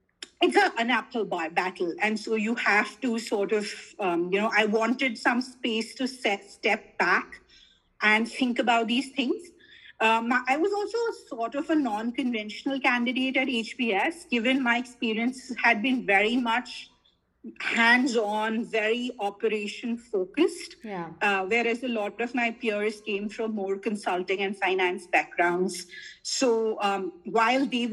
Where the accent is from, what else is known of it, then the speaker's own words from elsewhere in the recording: Delhi, India; I grew up in South Delhi.